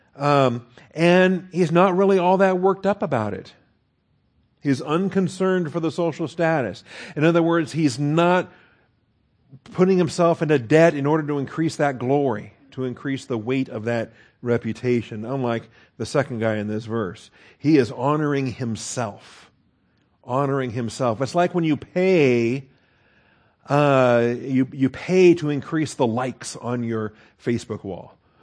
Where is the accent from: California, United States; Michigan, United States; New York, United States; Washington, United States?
Washington, United States; I grew up in Washington State, and, and we are a lumberjack state